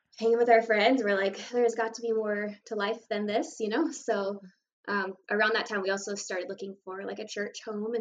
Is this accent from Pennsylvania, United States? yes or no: no; near Boise, Idaho, United States; also born or lived in Nampa, Idaho; I was born in Boise, and then I grew up like 10 minutes out in Vernian, and then now I'm 10 minutes farther out in Nampa.